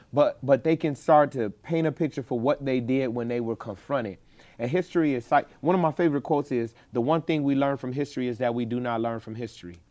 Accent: Chicago, Illinois, United States; moved away; I grew up in Chicago

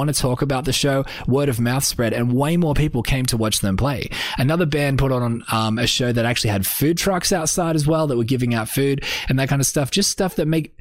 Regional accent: Australia; I'm just an Australian artist

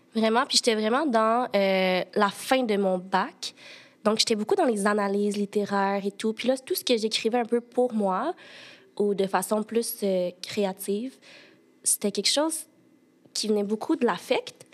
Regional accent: Sherbrooke, Quebec, Canada; moved away as an adult; also born or lived in China; now in Montreal, Canada; moi, je suis née en Chine, puis j'ai été adoptée à l'âge de 8 mois. Puis mes parents adoptifs euh, viennent de Sherbrooke, donc j'ai grandi toute ma vie, j'ai été à Sherbrooke

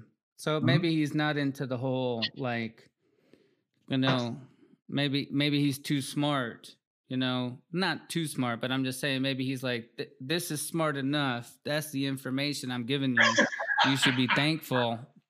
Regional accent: Peru; And we're from Peru. We grew up in Peru. We're from Peru. We didn't grow up in Peru necessarily

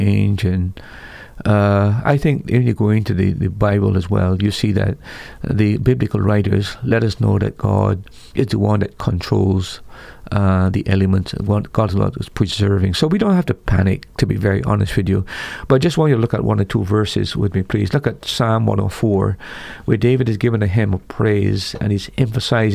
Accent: Barbados; I was born in the Caribbean where the people had the gospel before my time. I'm a first generation believer. Had the missionaries not come to my home in the 60s

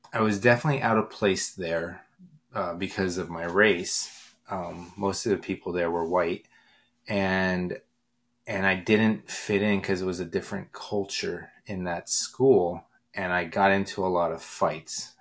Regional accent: Pottsville, Pennsylvania, United States; moved away as an adult; I moved back to my hometown uh, of Pottsville in seventh grade

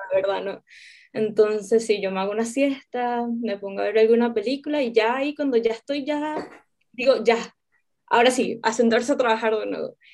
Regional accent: Venezuela; now in Chile; soy venezolana, vivo en Chile

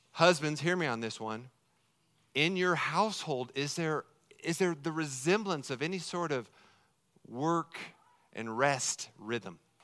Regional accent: Colorado, United States; moved away; I'm fourth generation from Colorado

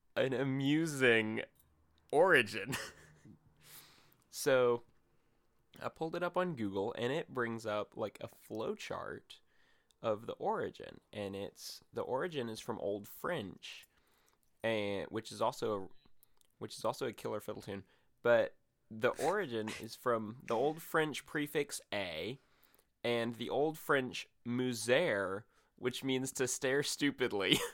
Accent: Mozambique; I hail from Mozambique, East Africa

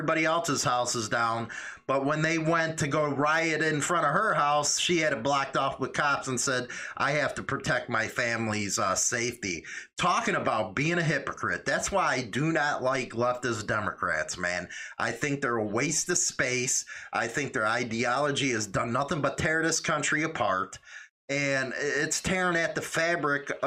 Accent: Chicago, Illinois, United States; moved away as an adult; now in Northern Illinois, United States; I grew up in Chicago, born and raised, lived there all those years

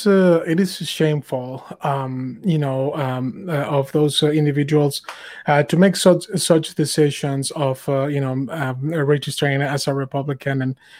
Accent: Mexico; now in United States; You know, I'm an immigrant. You know, I came here from Mexico, and I was super tired of their policies.

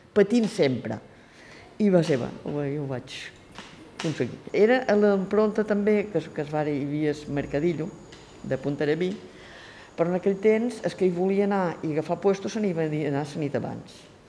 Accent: Santa Eulària des Riu, Balearic Islands, Spain; He nascut a Santa Lletruris, tinc 78 anys.

